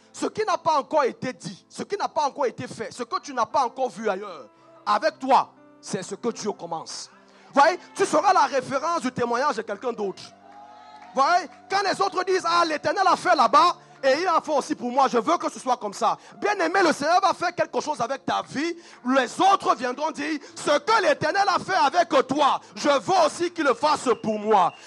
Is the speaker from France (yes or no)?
no; Cameroon; moved away; moi je viens du Cameroun